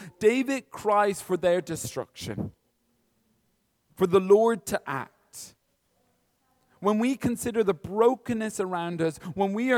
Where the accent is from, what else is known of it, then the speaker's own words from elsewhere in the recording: Kilkenny, Leinster, Ireland; now in Dublin, Ireland; I'm from Kilkenny